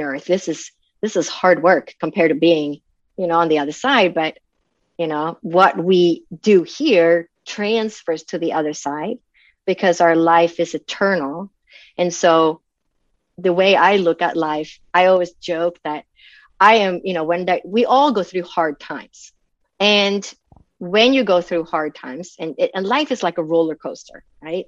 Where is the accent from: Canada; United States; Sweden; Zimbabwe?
Sweden; moved away; I grew up in Sweden. So in Sweden, back in when I was born, everybody was a Lutheran automatically